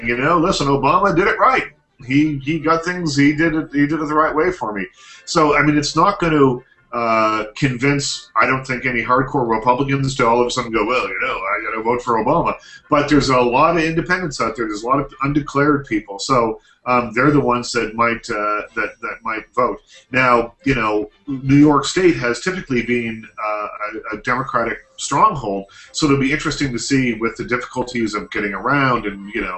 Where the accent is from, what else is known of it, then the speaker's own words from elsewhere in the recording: Liverpool, Nova Scotia, Canada; also born or lived in Bridgewater, Nova Scotia; I was born in Bridgewater, but I grew up in Liverpool.